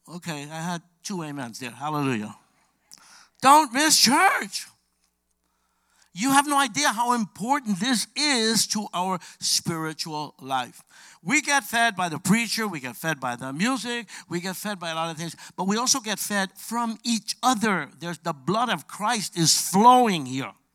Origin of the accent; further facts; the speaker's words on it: New York City, New York, United States; I'm from Brooklyn, New York.